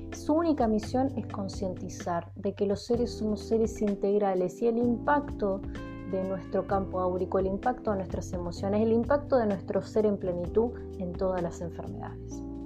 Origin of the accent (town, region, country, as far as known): Argentina